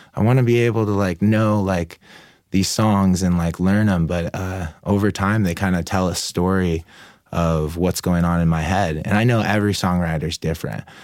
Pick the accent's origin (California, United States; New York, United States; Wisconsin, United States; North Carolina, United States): California, United States; Oceanside; also born or lived in Mammoth Mountain; born and raised in Oceanside.